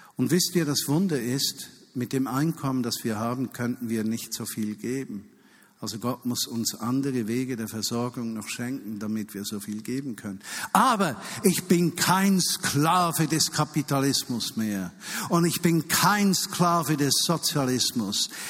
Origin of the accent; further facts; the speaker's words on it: Switzerland; als Schweizer